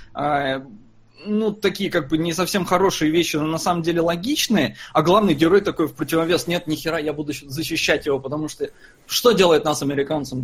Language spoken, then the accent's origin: Russian; Estonia; я родился там в Советском Союзе, в Эстонии. Я не жил никогда в России.